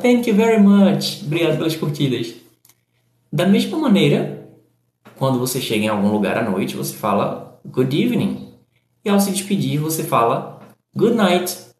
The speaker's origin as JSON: {"language": "Portuguese", "town": "Recife", "region": "Pernambuco", "country": "Brazil", "said": "eu que sou do Nordeste, sou do Recife"}